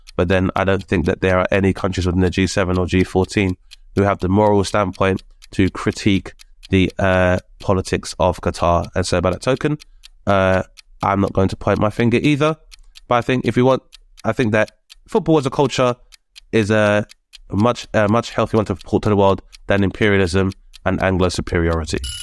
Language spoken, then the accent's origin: English; United Kingdom; a, uh, child of immigrants, so the first generation immigrant within the U K